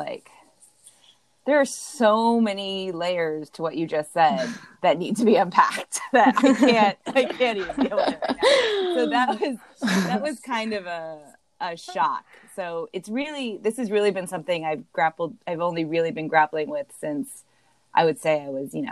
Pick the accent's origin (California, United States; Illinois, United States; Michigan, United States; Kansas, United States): California, United States; Los Angeles; moved away as an adult; also born or lived in New York; now in Fayetteville, United States; I actually live in a Navy town right now, but I grew up in Los Angeles.